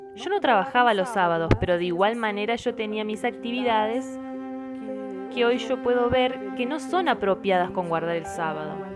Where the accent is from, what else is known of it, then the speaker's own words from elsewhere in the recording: Americana, São Paulo, Brazil; moved away as an adult; now in Monte Verde, Brazil; yo soy de americana